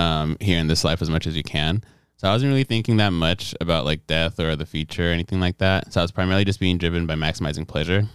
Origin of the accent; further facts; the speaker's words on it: Nigeria; moved away as an adult; also born or lived in Detroit, Michigan, United States; now in United States; Right after I was born, I moved back to Nigeria, and that's where I actually did, um, all my school, K twelve, before coming back to America